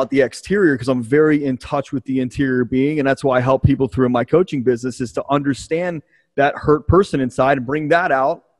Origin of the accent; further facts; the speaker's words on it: Baltimore, Maryland, United States; I grew up in Baltimore